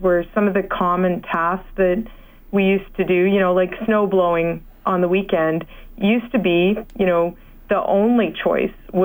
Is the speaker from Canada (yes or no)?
yes; Alberta, Canada; also born or lived in Saskatchewan; I grew up in Alberta and Saskatchewan